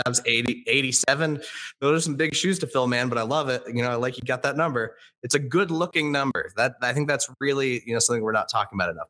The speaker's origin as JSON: {"language": "English", "town": "Indianapolis", "region": "Indiana", "country": "United States", "said": "I'm from Indianapolis. I still live here"}